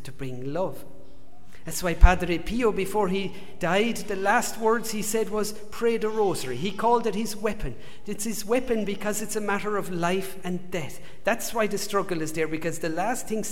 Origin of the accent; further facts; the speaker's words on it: Ireland; accent: Irish; moved away; If you haven't told from my accent, if you've worked it out, I'm from Ireland